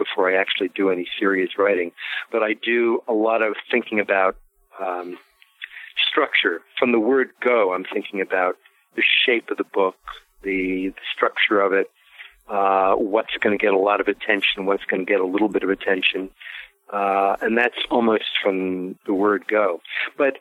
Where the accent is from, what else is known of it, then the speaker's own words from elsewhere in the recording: New York City, New York, United States; moved away; also born or lived in Baltimore / San Francisco / Paris; I grew up in Brooklyn, went to high school in Manhattan, lived in Baltimore and San Francisco, and for a little while, Paris